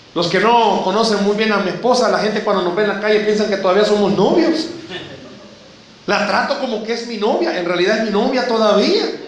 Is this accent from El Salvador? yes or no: yes; El Salvador; Somos salvadoreños.